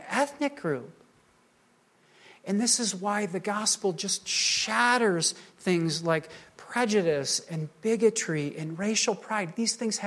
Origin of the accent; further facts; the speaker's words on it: United States; I'm a Caucasian man. I'm an American.